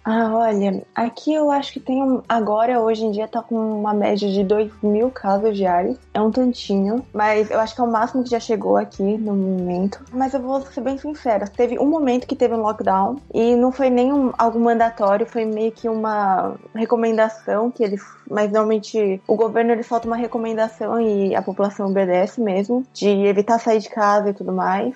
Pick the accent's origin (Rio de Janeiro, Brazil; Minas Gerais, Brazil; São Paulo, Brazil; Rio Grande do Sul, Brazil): São Paulo, Brazil; moved away as an adult; also born or lived in São José dos Campos, Brazil / Saitama, Japan; now in Japan; Eu sou de São Paulo, no Brasil